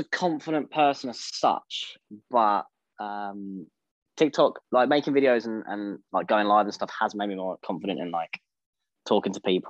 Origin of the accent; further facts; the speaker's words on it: East of England, United Kingdom; I'm 23 years old, and I'm from Essex.